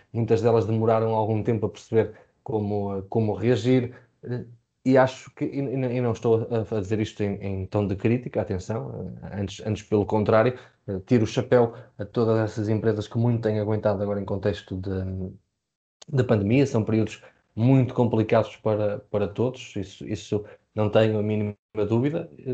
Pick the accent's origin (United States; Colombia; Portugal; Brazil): Portugal; como portugueses